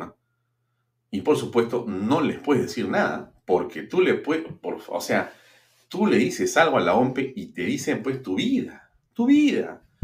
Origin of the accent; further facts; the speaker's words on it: Peru; Si algo somos los peruanos, es caritativos y solidarios